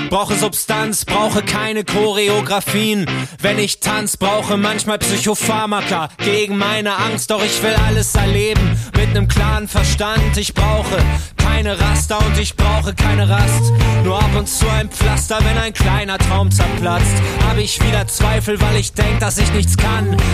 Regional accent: Northern Germany, Germany; das ist immer ein extremes Highlight für uns in Norddeutschland, wir auch als Norddeutsche.

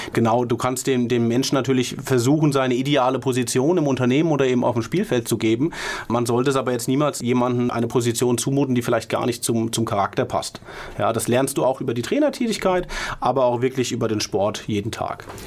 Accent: Mainz, Rhineland-Palatinate, Germany; als Mainzer

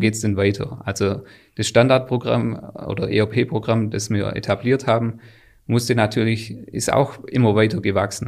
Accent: Swabia, Baden-Württemberg, Germany; Die Firma Wäschekrone an sich kannte ich schon, weil, weil das in meinem Heimatort mhm. einfach mhm. eine, eine Firma ist

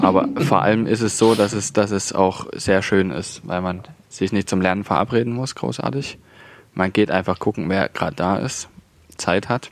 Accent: Saxony, Germany; accent: Saxon; unseren sächsischen Dialekt

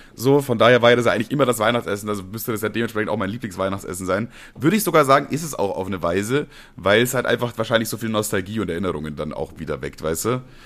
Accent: Bavaria, Germany; als Bayer

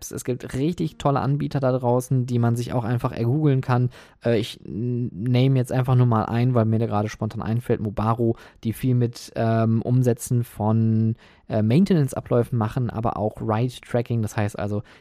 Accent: Oberhausen, North Rhine-Westphalia, Germany; Oder wie in meiner Heimatstadt Oberhausen.

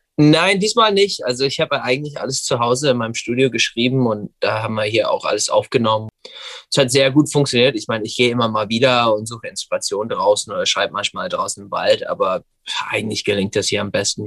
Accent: Gig Harbor, Washington, United States; German is a second language; now in Berlin, Germany; Ich komme aus der Nähe von Seattle, Washington. Ich bin in Gig Harbor, Washington groß geworden

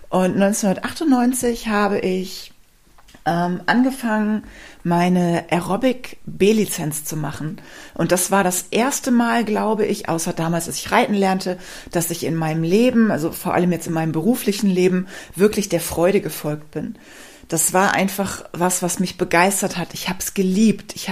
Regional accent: Rhineland, Germany; Ich komme ja ursprünglich aus dem Rheinland. Vielleicht weißt du das. Wenn nicht, weißt du es jetzt. Und ich habe mich im Rheinland ehrlich gesagt nie zu Hause gefühlt.

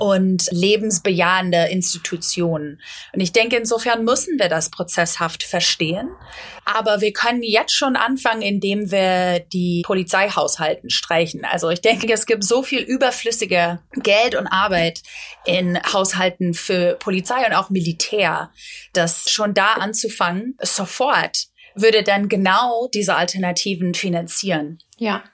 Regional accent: United States; German is a second language; moved away as an adult; now in Berlin, Germany; ich bin in den Staaten groß geworden

